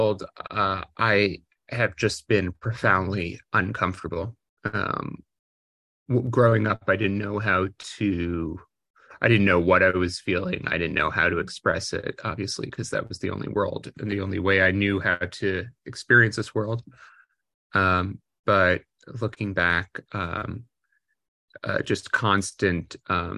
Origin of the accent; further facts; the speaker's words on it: Maplewood, New Jersey, United States; also born or lived in New York; I was born in New York, but grew up in a suburb of New York, in New Jersey, called Maplewood, New Jersey